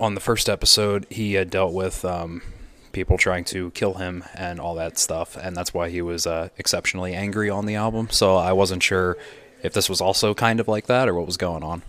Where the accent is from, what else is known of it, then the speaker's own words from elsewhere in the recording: United States; I'm American